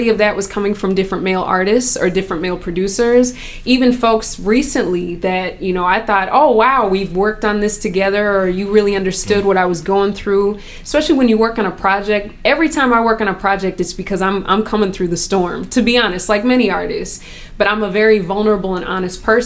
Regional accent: Chicago, Illinois, United States; now in Minnesota, United States; I'm born, you know, I'm from Chicago.

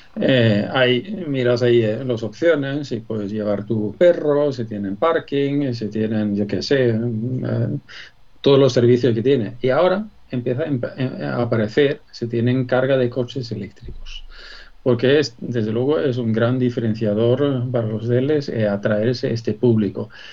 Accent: Sweden; accent: Swedish; Spanish is a second language; moved away as an adult; now in Spain; por mi nombre, mi acento. Ya has dado cuenta que soy español adoptado, pero sueco

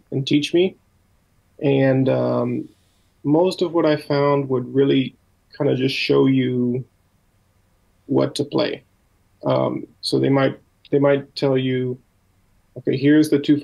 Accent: United States; also born or lived in Minnesota; being an American

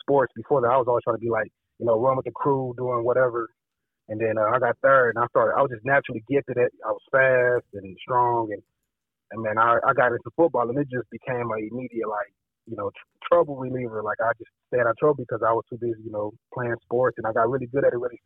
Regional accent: East St. Louis, Illinois, United States; moved away; also born or lived in Texas; originally I'm from East St. Louis, Illinois. And I grew up there.

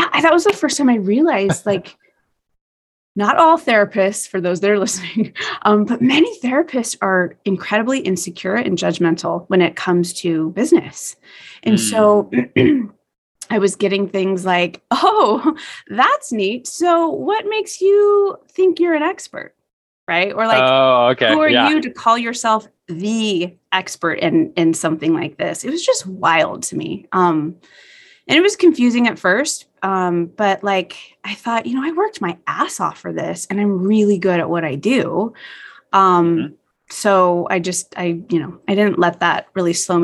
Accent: Las Vegas, Nevada, United States; growing up in Las Vegas

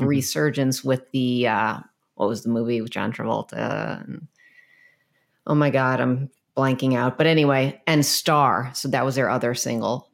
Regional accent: United States; I am from America

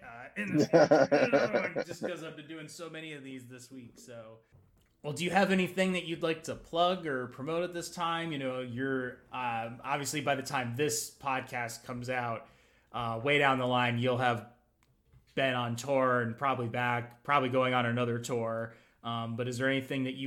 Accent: New Jersey, United States; moved away as an adult; also born or lived in New York City; now in Brooklyn, United States; I was born in New York City, but I was quickly ushered off to the true motherland of New Jersey. That's where I was raised.

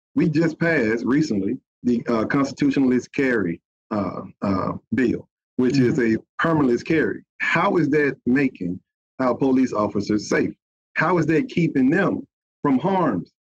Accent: Bessemer, Alabama, United States; I am from Bessemer. You know, I grew up there

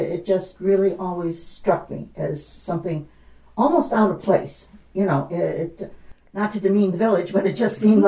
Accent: Indiana, United States; moved away; I was born and raised in Indiana. So I'm a Hoosier by birth. I lived in the rural area of Indiana and grew up on a farm.

